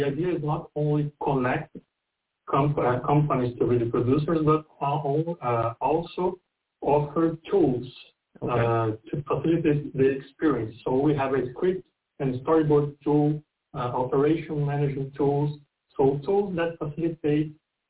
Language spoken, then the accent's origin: English; São Paulo, Brazil; I'm from Brazil, São Paulo.